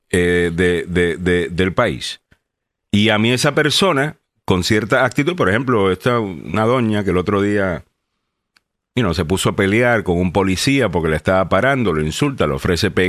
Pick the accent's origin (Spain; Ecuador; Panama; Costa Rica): Panama; moved away; also born or lived in El Salvador; Nací en El Salvador, me fui a Panamá desde dos años y me crecí o me crié en Panamá por 16 años. Eh, o sea que estuve ahí hasta los 18 años.